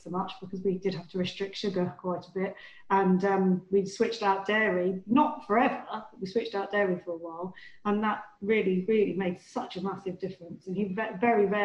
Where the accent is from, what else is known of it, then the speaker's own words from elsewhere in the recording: Devon, South West England, United Kingdom; I grew up in Devon